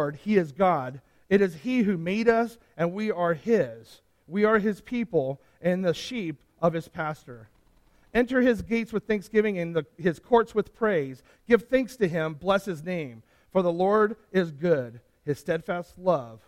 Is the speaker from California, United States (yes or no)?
yes; San Diego, California, United States; I grew up in San Diego